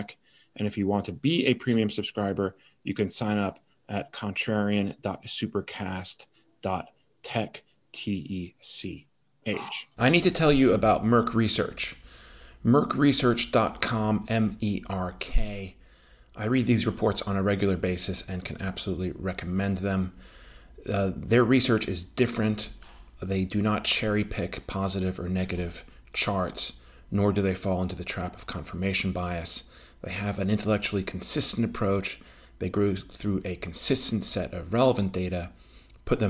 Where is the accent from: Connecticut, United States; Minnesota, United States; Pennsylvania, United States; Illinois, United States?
Connecticut, United States; I was a Whalers fan for a while growing up in Connecticut